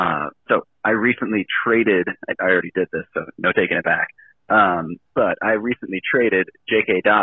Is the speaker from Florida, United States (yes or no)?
no; Ohio, United States; I'm from Ohio